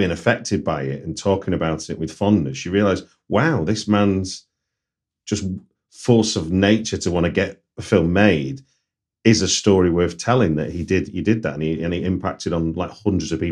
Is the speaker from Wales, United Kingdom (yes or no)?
no; Manchester, North West England, United Kingdom; you may have guessed from accent, I'm from Manchester